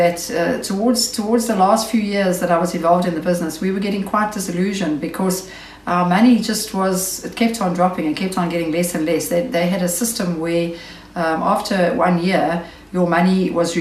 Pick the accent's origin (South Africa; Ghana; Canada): South Africa; Knysna, Western Cape; also born or lived in Port Elizabeth; I'm from Knysna in the Western Cape.